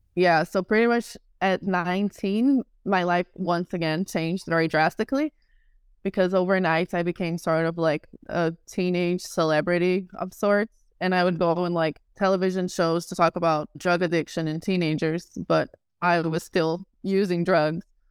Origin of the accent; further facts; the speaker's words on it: Rio de Janeiro, Brazil; I was born in Rio de Janeiro, Brazil, in a show business family.